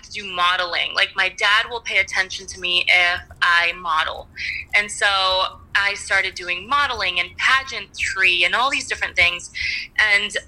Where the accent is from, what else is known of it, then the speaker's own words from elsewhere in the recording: Venezuela; moved away; I was born in Venezuela